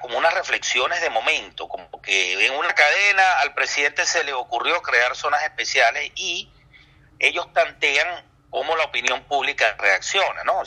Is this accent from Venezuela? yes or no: yes; Venezuela; a nosotros, a los venezolanos